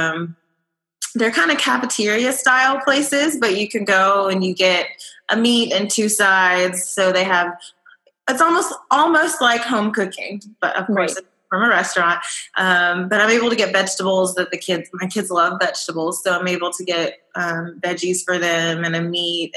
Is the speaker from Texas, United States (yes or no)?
yes; Texas, United States; I am a Texan. I've lived in Texas my whole life